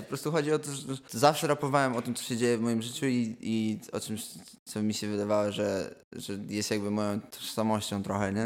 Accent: Poland; now in London, United Kingdom; powiedziałem, że jestem z Polski

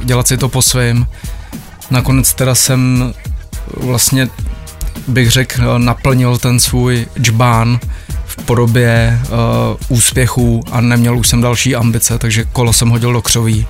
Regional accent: Benátky nad Jizerou, Central Bohemian Region, Czechia; u nás v Benátkách nad Jizerou

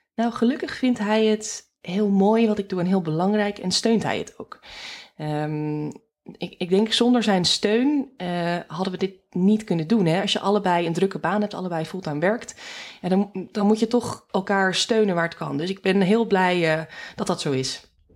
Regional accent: Alkmaar, North Holland, Netherlands; moved away as an adult; also born or lived in Groningen / Amsterdam region / Rotterdam; mijn roots liggen in eh, Noord-Holland, in Alkmaar

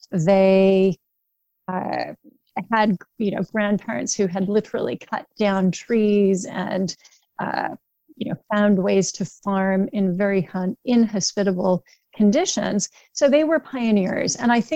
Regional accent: Indianapolis, Indiana, United States; born there; I was born actually in Indianapolis, and my grandparents were very much Hoosiers of many generations.

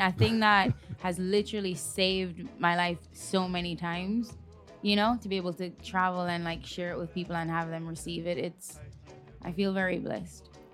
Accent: Jamaica; obviously I'm Jamaican. I grew up with dancehall.

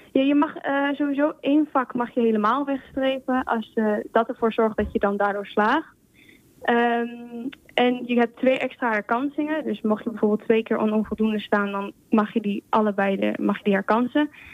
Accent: Spain; now in Netherlands; Spanje, ik kom uit Spanje.

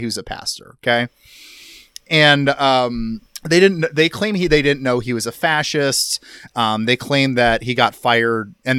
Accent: Iowa, United States; my home state

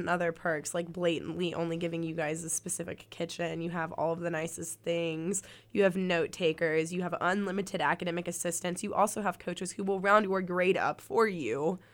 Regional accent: Birmingham, Alabama, United States; now in Auburn, United States; I'm from Birmingham

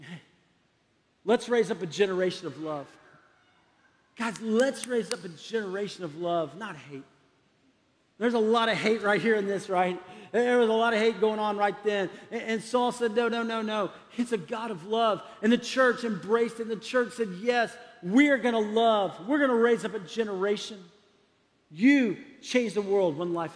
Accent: San Antonio, Texas, United States; I grew up in San Antonio, Texas

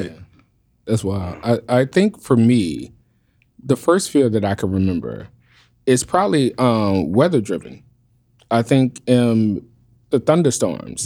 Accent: New Orleans, Louisiana, United States; But I'm born and raised in New Orleans

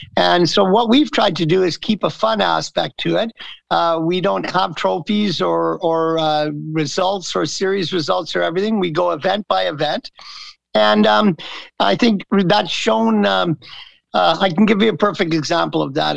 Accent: the East, Eastern Canada, Canada; moved away as an adult; also born or lived in California; I grew up in the East. I've been here since 1980

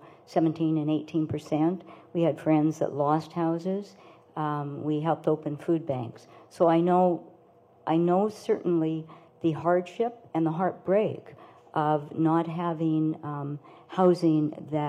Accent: Winnipeg, Manitoba, Canada; moved away; I grew up in Winnipeg's North End

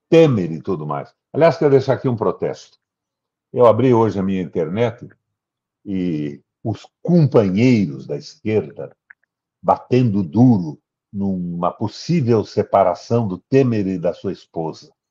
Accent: Paraná, Brazil; eu sou do Paraná.

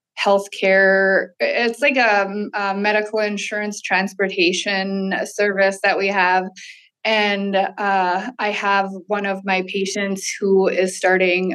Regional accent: White Earth Reservation, northern Minnesota, United States; now in Bemidji, United States; I am from the White Earth Reservation, born and raised here in northern Minnesota

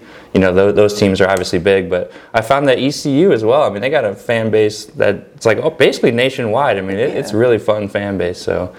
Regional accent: Chicago, Illinois, United States; moved away as an adult; also born or lived in Iowa / Rocky Mount, North Carolina; now in Greenville, United States; Like if I call my parents back home in Chicago

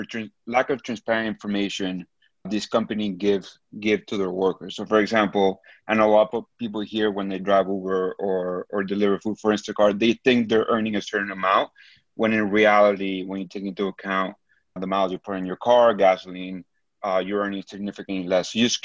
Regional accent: Mexico; now in Miami, United States; So I'm from Mexico, and I have a lot of friends, especially here in Miami

